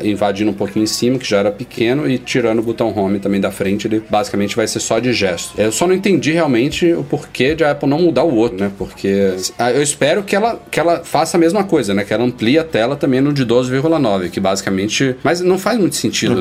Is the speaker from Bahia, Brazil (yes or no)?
yes; Salvador, Bahia, Brazil; also born or lived in São Paulo; minha terrinha aqui, em Salvador, minha outra terra natal, São Paulo